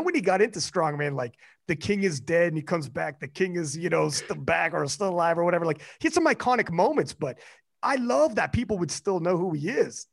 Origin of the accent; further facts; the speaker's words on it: Canada; I'm Canadian